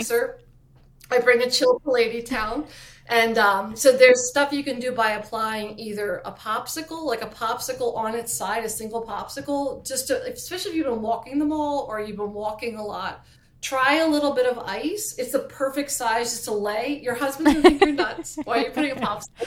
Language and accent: English; East Coast, United States; I talk so fast because I'm from the East Coast